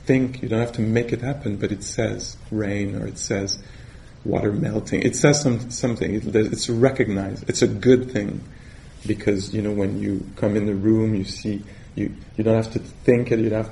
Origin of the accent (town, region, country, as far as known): Canada; accent: French Canadian; English is a second language